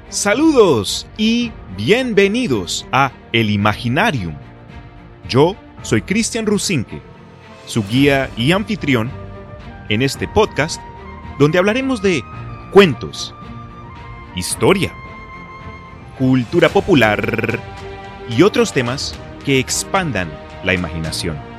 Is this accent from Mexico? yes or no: no; Colombia; now in Texas, United States; crecí en Colombia antes de mudarme acá a Texas